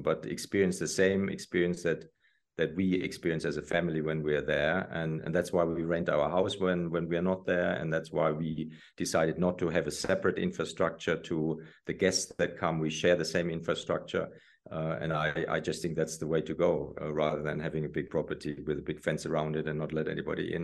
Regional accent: Germany; moved away as an adult; also born or lived in Italy / New York City; growing up in Germany

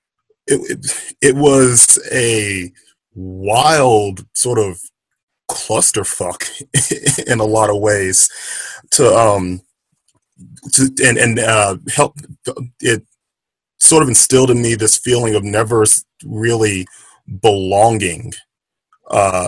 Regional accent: Baton Rouge, Louisiana, United States; Growing up in Louisiana, Baton Rouge

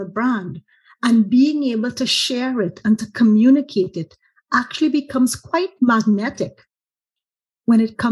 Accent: Trinidad & Tobago; as a Trinidadian

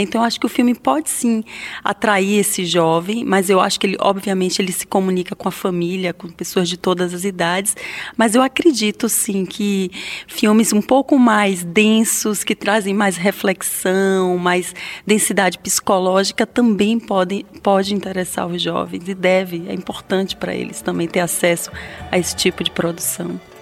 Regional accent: interior of Bahia, Brazil; also born or lived in Salvador, Brazil; E eu morava no interior da Bahia, numa cidade muito diferente de Salvador

